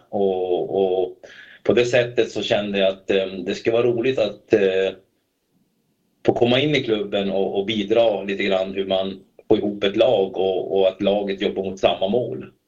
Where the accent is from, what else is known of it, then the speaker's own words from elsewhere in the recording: Kalix, Norrbotten County, Sweden; moved away as an adult; now in Stockholm, Sweden; jag är uppvuxen då i Kalix